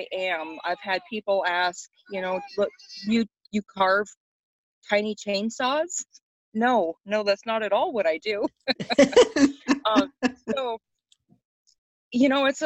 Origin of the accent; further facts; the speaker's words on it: Montana, United States; now in Alaska, United States; I grew up in Montana with two amazing parents.